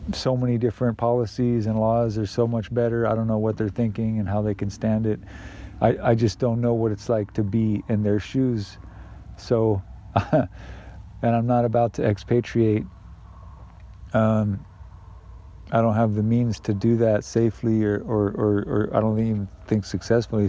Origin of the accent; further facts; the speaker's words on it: United States; I privilege and benefit from that as an American citizen